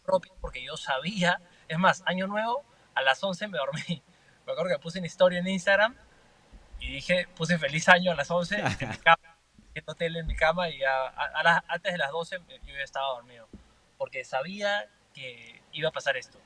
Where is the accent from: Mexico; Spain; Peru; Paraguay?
Peru; now in Miami, United States; soy representante eh, peruano, representante latino